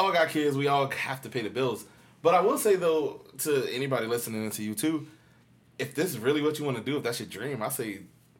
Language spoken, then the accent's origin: English; Tampa, Florida, United States; I'm from Tampa, so maybe I'm guilty of what Americans are guilty of. This is where I live, so this is all I know.